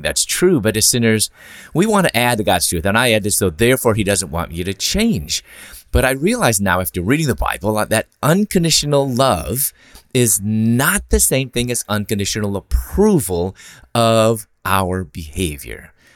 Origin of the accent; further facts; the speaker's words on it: Chicago, Illinois, United States; moved away as an adult; also born or lived in Louisville, Kentucky / Atlanta, Georgia; I'm originally from Chicago